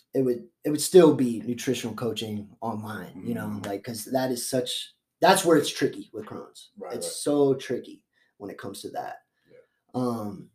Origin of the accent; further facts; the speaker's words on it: Florida, United States; I'm a Florida boy. So I grew up half in Florida, half here.